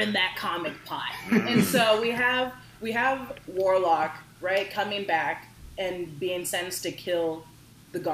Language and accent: English; Bend, Oregon, United States; I'm 26 years old. I come from Bend, Oregon.